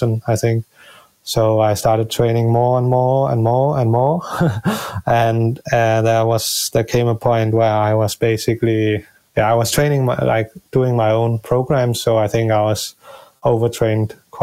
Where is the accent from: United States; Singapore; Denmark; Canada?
Denmark; near Copenhagen, Capital Region of Denmark; the Ironman Copenhagen route, it's going directly through my hometown